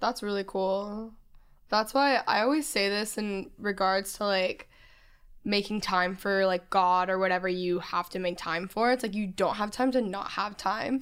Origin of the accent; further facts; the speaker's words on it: Texas, United States; moved away; grew up in Texas